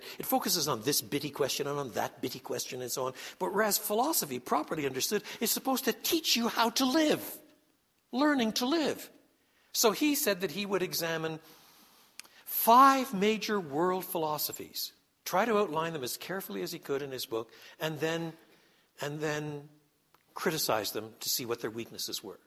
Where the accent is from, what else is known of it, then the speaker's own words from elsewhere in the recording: Quebec, Canada; moved away; I was brought up in French Canada